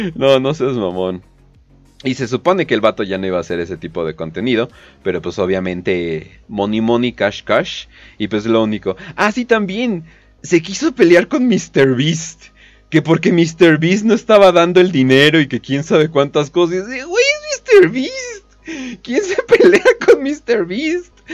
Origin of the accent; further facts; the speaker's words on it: Mexico; soy de México, soy preto